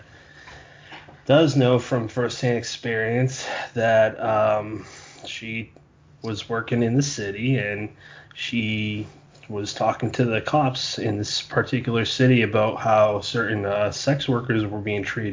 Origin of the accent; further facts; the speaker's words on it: Bridgewater, Massachusetts, United States; I grew up in a small town called Bridgewater